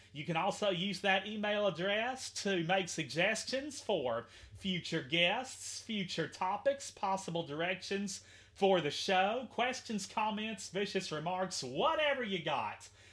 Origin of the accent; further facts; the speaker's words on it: Henderson, Kentucky, United States; a teacher here in my hometown of Henderson, Kentucky